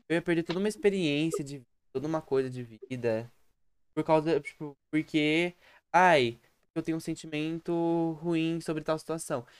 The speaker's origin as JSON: {"language": "Portuguese", "country": "Brazil", "said": "sou brasileiro com orgulho."}